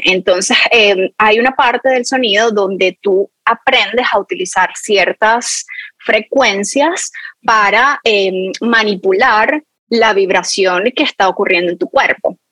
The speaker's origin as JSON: {"language": "Spanish", "country": "Venezuela", "tie": "born or raised there", "moved": "yes", "said": "mi infancia cuando en Venezuela yo tenía uno de estos palos de lluvia"}